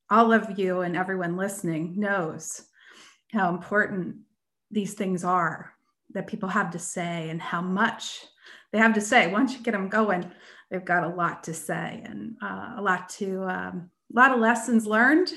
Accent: Erie, Pennsylvania, United States; I grew up in Erie, Pennsylvania

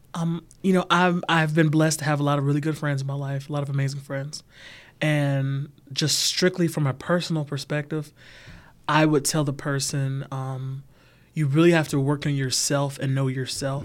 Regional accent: Atlanta, Georgia, United States; now in LaGrange, United States; I'm from Atlanta, Georgia.

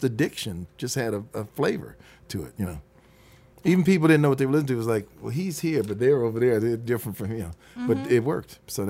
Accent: Detroit, Michigan, United States; moved away as an adult; also born or lived in California; You know, I'm coming from Detroit, so yeah. We talk differently.

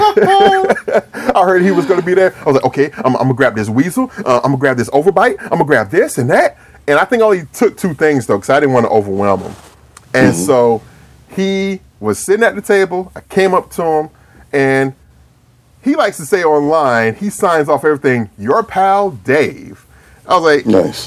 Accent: Atlanta, Georgia, United States; I'm from Atlanta

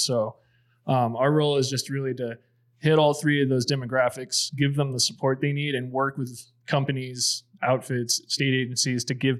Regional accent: Tucson, Arizona, United States; growing up in Tucson

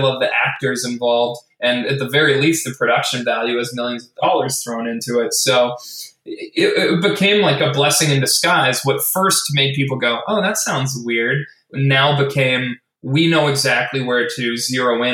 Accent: Edmonton, Alberta, Canada; now in Vancouver, Canada; my hometown of Edmonton, Alberta, obviously here in Vancouver, Canada

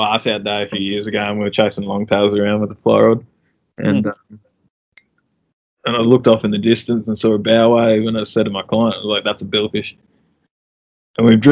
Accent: Southeast Queensland, Australia; now in Northern Territory, Australia; I grew up in Southeast Queensland.

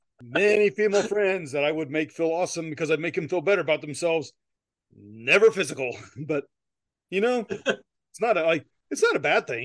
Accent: United States; I'm American

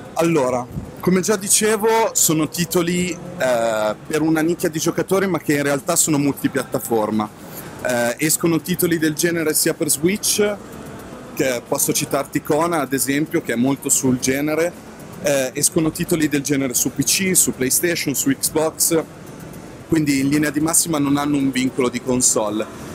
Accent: Lake Como, Lombardy, Italy; dalle nostre parti, sul lago di Como

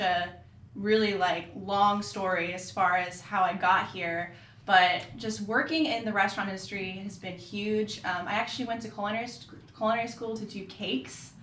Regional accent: Orlando, Florida, United States; also born or lived in Sarasota, Florida; now in Charlotte, United States; I'm from Florida, um, originally born in Sarasota. Grew up in Orlando area

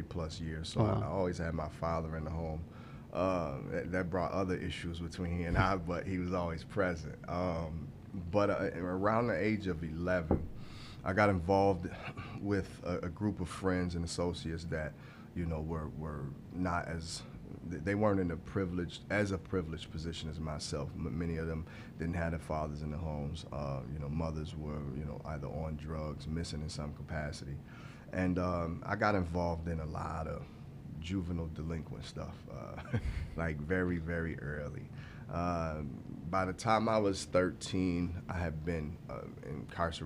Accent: Grand Rapids, Michigan, United States; I am technically from West Michigan, Grand Rapids. Born and raised there until I was about 16 years old

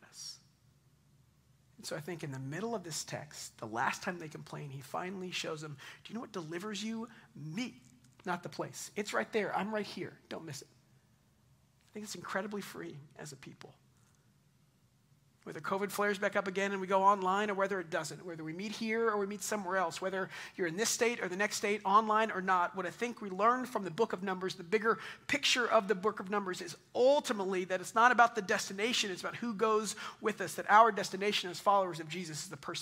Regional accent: Double Oak, Texas, United States; also born or lived in East Dallas, Texas / Highland Village, Texas; since I was like 15, I grew up in Double Oak, like 2 miles from here

